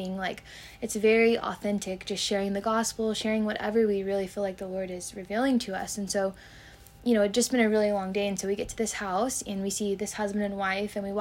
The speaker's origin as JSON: {"language": "English", "town": "Carlsbad", "region": "New Mexico", "country": "United States", "tie": "born or raised there", "said": "I'm from New Mexico. Nice. Born and raised in a little town called Carlsbad"}